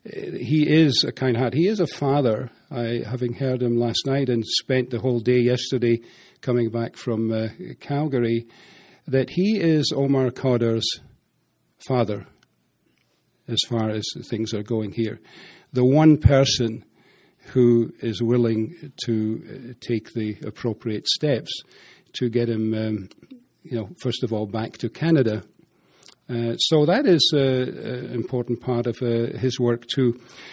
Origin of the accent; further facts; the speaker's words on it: Dundee, Scotland, United Kingdom; accent: Dundee; He doesn't have as good an accent as I do, as a Dundee thing